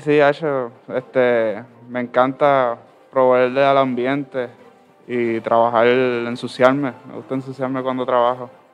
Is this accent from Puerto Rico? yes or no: yes; Ciales, Puerto Rico; soy del pueblo de Ciales